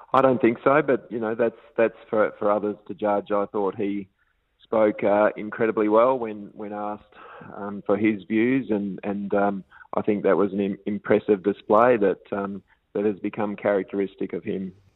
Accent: WA, Western Australia, Australia; my home state in WA

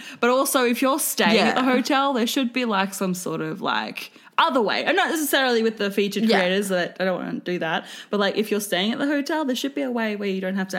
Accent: Queensland, Australia; I'm from Queensland. It's 30 degrees where I'm from.

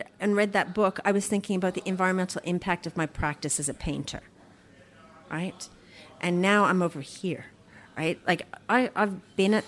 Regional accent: Canada; now in Melbourne, Australia; I'm Canadian

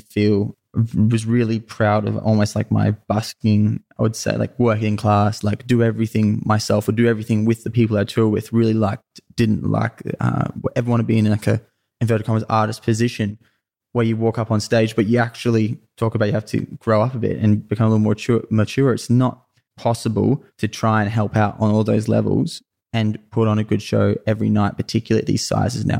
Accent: Sunshine Coast, Queensland, Australia; I, I grew up on the Sunshine Coast in Queensland was where I was, where I was born

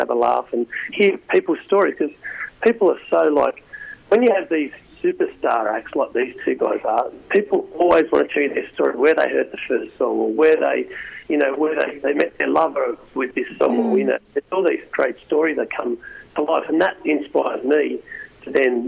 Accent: Australia; we're just Aussie musicians

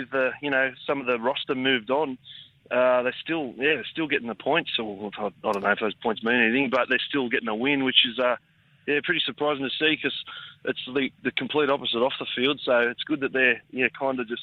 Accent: Campbelltown, New South Wales, Australia; I'm from Campbelltown

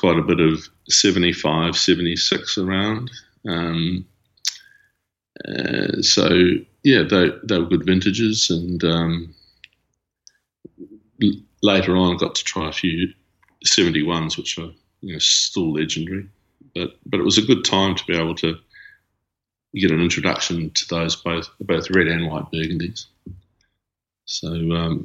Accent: New Zealand; Another New Zealander.

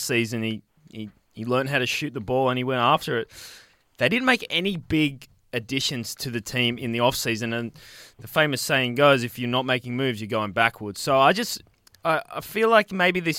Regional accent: Australia

